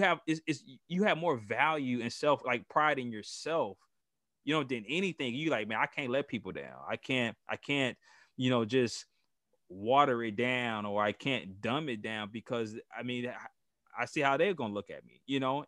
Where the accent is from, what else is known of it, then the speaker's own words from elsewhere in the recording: Gary, Indiana, United States; I'm from Gary, Indiana. I was raised on the west side in what people call bottom side